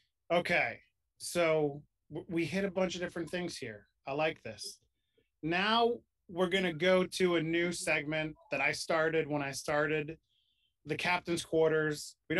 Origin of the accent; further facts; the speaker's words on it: Oceanside, New York, United States; moved away; I grew up on Long Island.